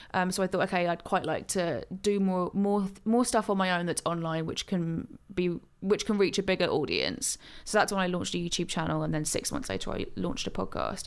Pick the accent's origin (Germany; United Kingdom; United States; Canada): United Kingdom; Gloucestershire, South West England; now in London, United Kingdom; I grew up in Gloucestershire, uh, in the countryside